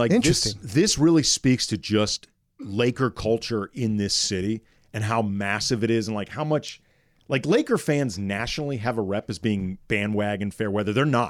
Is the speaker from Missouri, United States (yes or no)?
yes; St. Louis, Missouri, United States; moved away as an adult; now in Los Angeles, United States; where are you from? St. Louis.